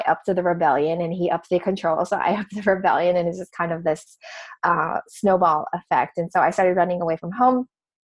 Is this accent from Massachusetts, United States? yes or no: no; Hawaii, United States; So I'm from Hawaii. Grew up, you know, beaches and waterfalls and all of that great stuff.